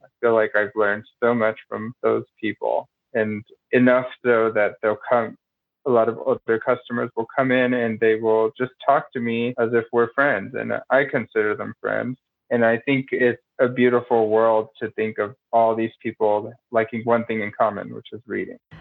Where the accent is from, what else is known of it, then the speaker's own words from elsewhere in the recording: Denver, Colorado, United States; I am born and raised in Denver